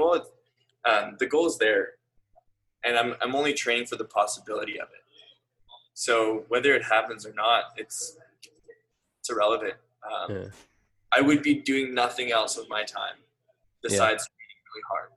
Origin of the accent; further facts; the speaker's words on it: Canada; I'm from Canada